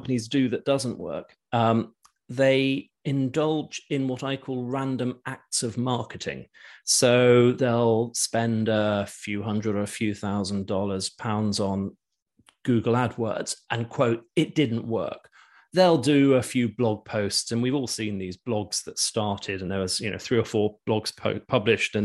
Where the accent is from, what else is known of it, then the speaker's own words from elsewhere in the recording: United Kingdom; also born or lived in London; I grew up in the UK, and all my businesses have been here